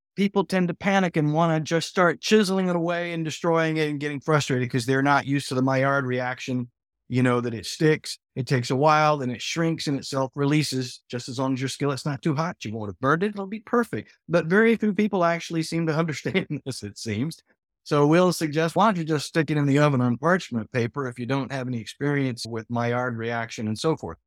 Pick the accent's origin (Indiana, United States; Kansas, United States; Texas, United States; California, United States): Texas, United States; I did have a meat-centric past as a Texan